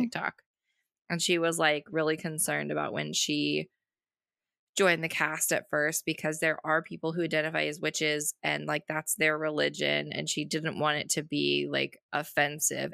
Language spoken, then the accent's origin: English; Boise, Idaho, United States; I grew up in Boise